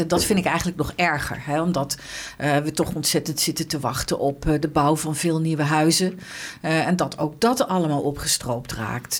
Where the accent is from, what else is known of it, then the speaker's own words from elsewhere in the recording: Arnhem, Gelderland, Netherlands; also born or lived in western Netherlands; ik, ik, ben geboren in Arnhem. Ehm, en ik heb als kind in Arnhem-Noord gewoond